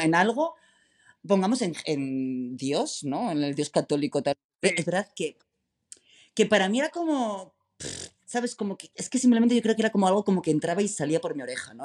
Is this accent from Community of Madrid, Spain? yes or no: yes; San Sebastián de los Reyes, Community of Madrid, Spain; moved away as an adult; now in Berlin, Germany; soy madrileño, entonces, eh, claro, soy nacido y crecido en Madrid